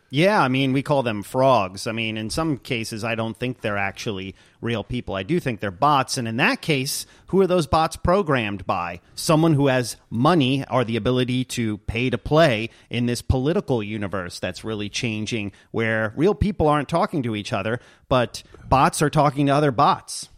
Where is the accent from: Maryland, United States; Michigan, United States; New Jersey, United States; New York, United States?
New York, United States; New York City; now in Redmond, United States; back in my hometown of New York City